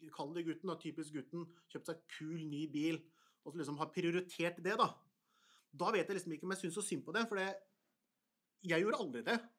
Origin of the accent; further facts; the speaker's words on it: Porsgrunn, Telemark, Norway; Jeg er fra Stridsklev, og hvis du har hørt om Stridsklev i Porsgrunn